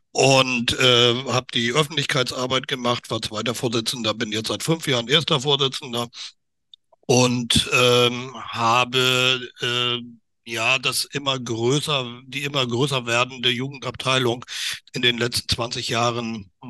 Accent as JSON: {"language": "German", "region": "Northern Germany", "country": "Germany", "said": "also als Norddeutscher, ich bin zwar kein Seefahrer, aber als Norddeutscher weiß ich zumindest, wo das Wasser liegt."}